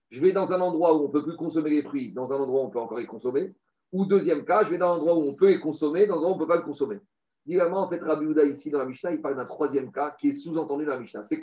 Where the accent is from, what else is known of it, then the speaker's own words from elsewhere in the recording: Tiberias, Northern District, Israel; En gros, moi, j'ai réussi à faire une bonne affaire parce que je viens de Tibériade.